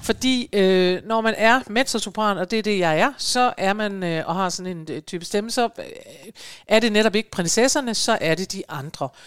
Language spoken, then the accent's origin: Danish; Aalborg, North Denmark Region, Denmark; moved away; hjemme i Aalborg